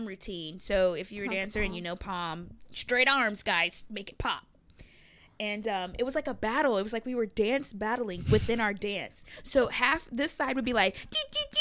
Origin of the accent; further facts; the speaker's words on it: East Texas, United States; I'm from East Texas